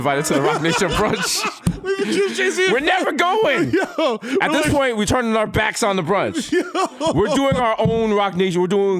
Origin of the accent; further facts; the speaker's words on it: New York City, New York, United States; because I'm from the Bronx